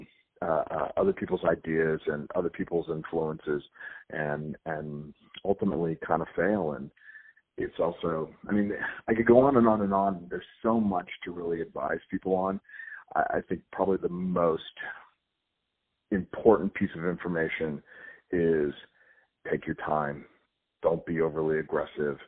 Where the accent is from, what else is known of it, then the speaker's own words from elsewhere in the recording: Southern California, United States; I grew up in California. I grew up in Southern California.